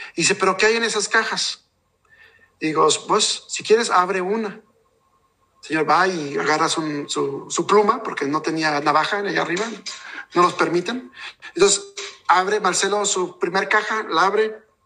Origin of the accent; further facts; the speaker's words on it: Mexico; yo soy de México y, realmente nuestra gente mexicana